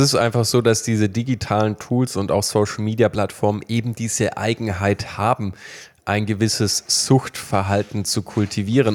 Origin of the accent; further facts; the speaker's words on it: Baden-Württemberg, Germany; wir kommen aus Baden-Württemberg